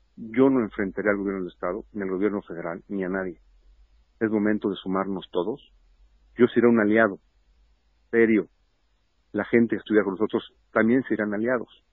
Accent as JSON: {"language": "Spanish", "region": "Puebla", "country": "Mexico", "tie": "born or raised there", "said": "yo nací en Puebla y moriré en Puebla."}